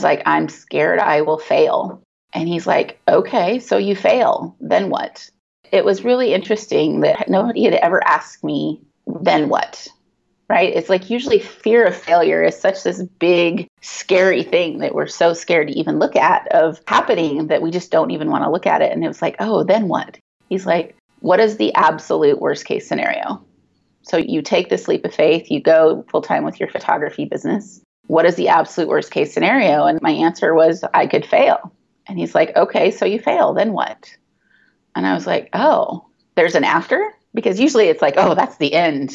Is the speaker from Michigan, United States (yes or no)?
no; Valentine, Nebraska, United States; moved away as an adult; my hometown, which is Valentine, Nebraska